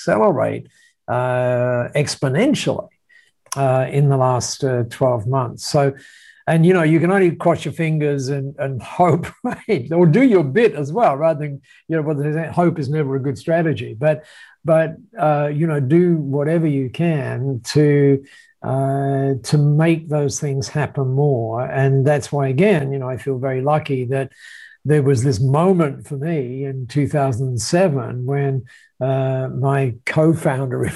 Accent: Australia; you would describe me as an Aussie bloke

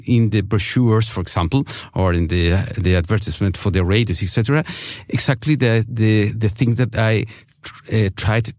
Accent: Chile; English is a second language; I am coming from Chile

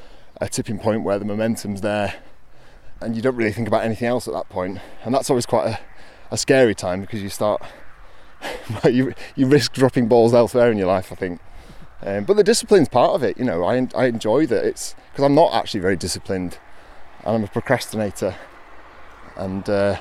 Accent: Hyde, North West England, United Kingdom; also born or lived in Mottram; now in Glossop, United Kingdom; grew up in Hyde, well, Mottram and Hyde, as a kid. So, I've kind of been around here most of my life

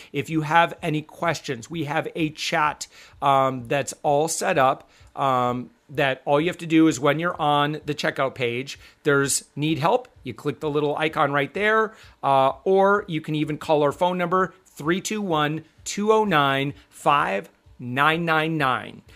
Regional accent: Michigan, United States; I'm actually from Michigan.

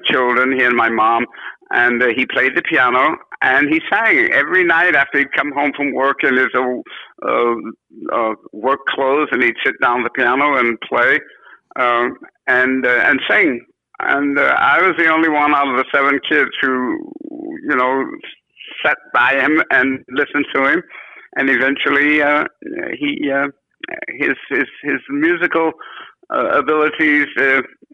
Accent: San Francisco, California, United States; moved away as an adult; also born or lived in New York; we're from San Francisco.

